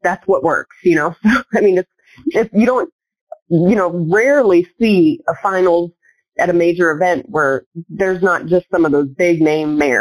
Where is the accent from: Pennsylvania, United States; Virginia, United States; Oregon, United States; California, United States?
Pennsylvania, United States; moved away; growing up in Pennsylvania